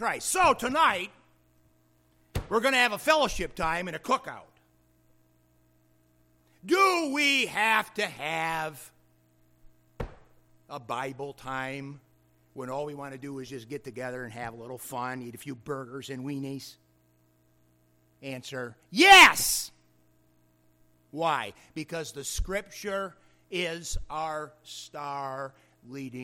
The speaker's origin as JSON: {"language": "English", "region": "Michigan", "country": "United States", "said": "I'm a Michigander"}